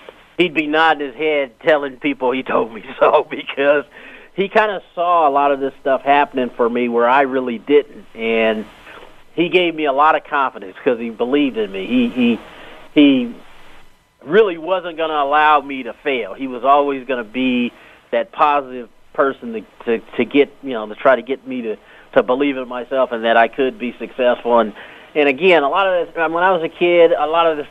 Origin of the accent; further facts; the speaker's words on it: Los Angeles, California, United States; a young black kid growing up in Los Angeles